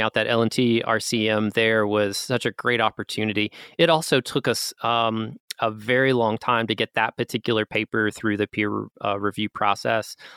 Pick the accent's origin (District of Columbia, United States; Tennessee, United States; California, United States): Tennessee, United States; Gatlinburg, Pigeon Forge area; I am Appalachian. Um, as I mentioned early on, my family is from Gatlinburg, Pigeon Forge area